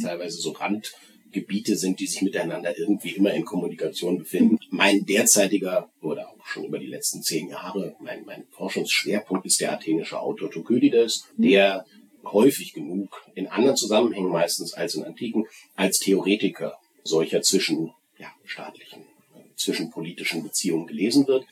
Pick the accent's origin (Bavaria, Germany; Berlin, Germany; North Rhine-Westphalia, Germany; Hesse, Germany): Berlin, Germany; moved away as an adult; now in Bochum, Germany; ich bin in Berlin aufgewachsen und bin dort auch zur Schule gegangen